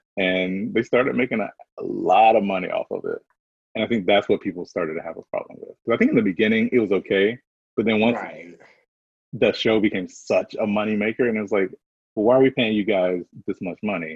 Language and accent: English; the South, United States; I'm from the South